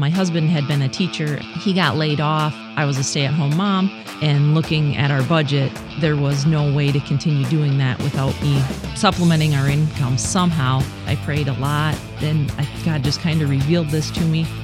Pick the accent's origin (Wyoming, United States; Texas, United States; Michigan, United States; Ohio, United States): Michigan, United States; Sebring; I grew up in Sebring, like a half a mile away from where I currently live. My family has been there for generations.